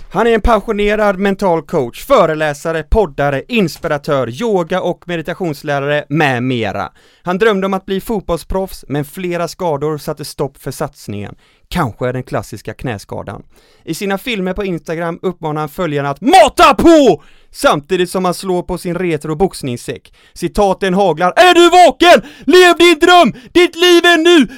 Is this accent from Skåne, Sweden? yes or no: no; Falkenberg, Halland County, Sweden; där jag växte upp i Falkenberg